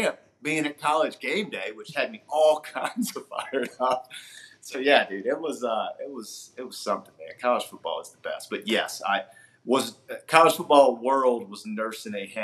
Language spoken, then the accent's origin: English; Virginia, United States; We grew up in Virginia